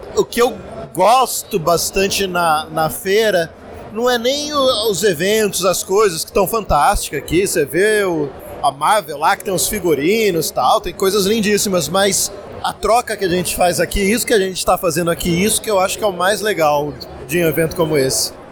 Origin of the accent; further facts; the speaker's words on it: São José dos Campos, São Paulo, Brazil; Eu sou de São José dos Campos